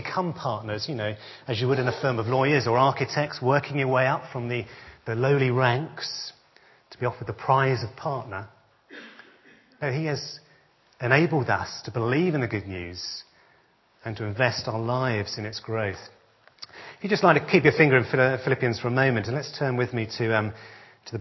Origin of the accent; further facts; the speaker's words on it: Essex, East of England, United Kingdom; born and brought up in Essex, like myself.